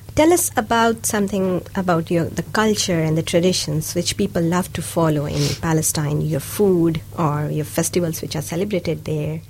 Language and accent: English; India; first language Hindi and Urdu; English is a second language; now in Dunedin, New Zealand; I come from India